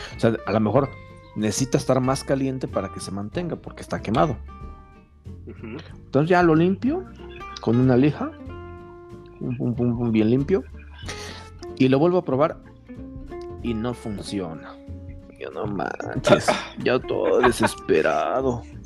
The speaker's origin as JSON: {"language": "Spanish", "country": "Mexico", "said": "como buen mexicano"}